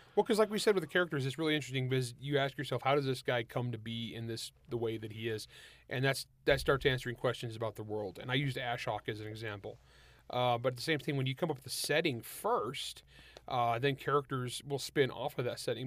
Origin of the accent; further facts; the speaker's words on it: San Joaquin Valley, California, United States; I grew up in the San Joaquin Valley of California